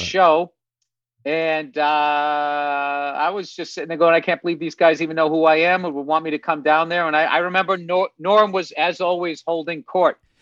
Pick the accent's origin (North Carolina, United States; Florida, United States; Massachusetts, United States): Massachusetts, United States; I'm from, I'm from Massachusetts